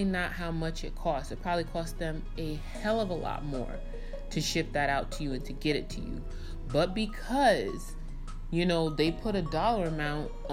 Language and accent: English; New York, United States; growing up in New York, you know, I would get my happy ass on a train and go where I needed to go to buy certain things